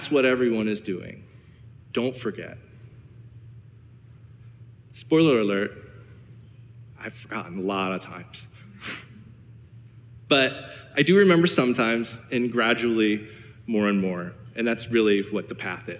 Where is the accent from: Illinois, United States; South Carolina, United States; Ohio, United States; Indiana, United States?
Ohio, United States; Cleveland; I'm from Cleveland